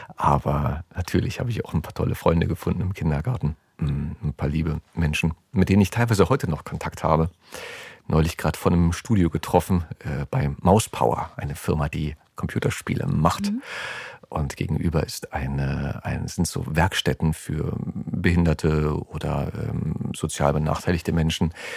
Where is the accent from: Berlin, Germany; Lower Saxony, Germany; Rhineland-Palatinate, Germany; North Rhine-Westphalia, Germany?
Berlin, Germany; Ich bin im Oskarziten-Krankenhaus geboren in äh, Lichtenberg und habe die ersten drei Jahre meines Lebens äh, mit meiner Mutter in ihrer Wohnung verbracht, in der Richard-Sorge-Straße